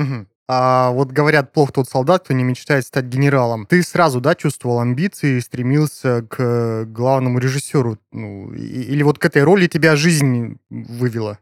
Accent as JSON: {"language": "Russian", "country": "Kazakhstan", "said": "Я тоже а, из Казахстана, в городе Шказган"}